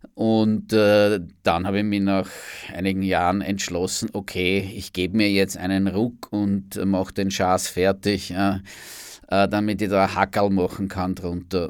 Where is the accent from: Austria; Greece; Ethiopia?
Austria; Amstetten, Lower Austria; moved away as an adult; now in Vienna, Austria; ich bin zum Studieren nach Wien gekommen, Anfang der 1980er Jahre. Da kann man sich jetzt auch ungefähr ausrechnen, wie alt ich bin. Ja. Und äh, und äh, bin ursprünglich in Amstetten geboren